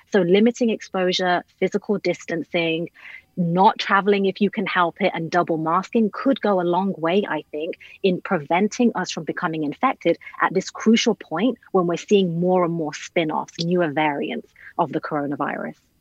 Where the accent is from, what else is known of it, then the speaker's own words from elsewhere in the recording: United Kingdom; I'm British